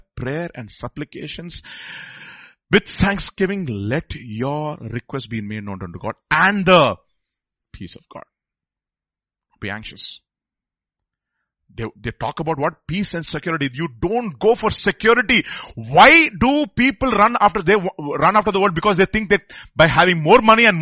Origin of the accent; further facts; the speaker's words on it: India; I'm from India